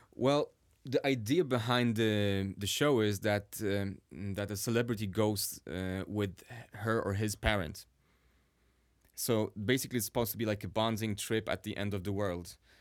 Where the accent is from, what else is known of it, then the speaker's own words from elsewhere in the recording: Sweden; English is a second language; now in Warsaw, Poland; I was actually raised in Sweden